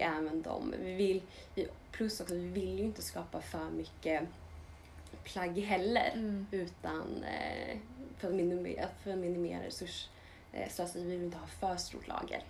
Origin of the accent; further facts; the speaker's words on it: Linköping, Östergötland, Sweden; vi är båda uppvuxna i Linköping och pluggade på samma skola